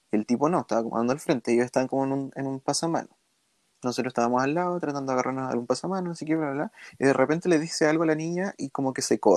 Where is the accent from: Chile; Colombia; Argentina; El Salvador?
Chile; nosotros, nosotros como chilenos no, no recibimos el racismo que recibe una persona extranjera dentro de Chile, ¿cachai?